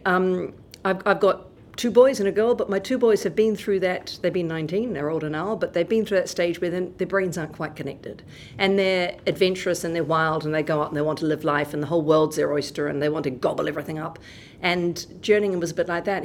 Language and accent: English; Wellington, New Zealand; I grew up in Wellington